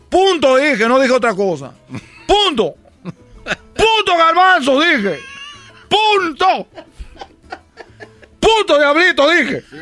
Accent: Cuba; soy de Cuba. No comemos nada

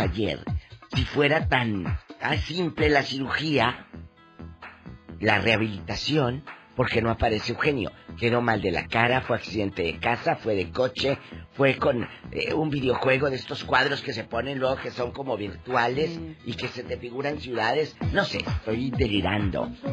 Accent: Matamoros, Tamaulipas, Mexico; mi tierra, en Matamoros

